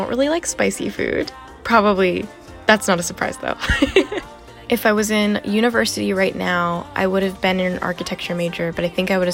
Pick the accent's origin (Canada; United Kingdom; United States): United States; being Chinese American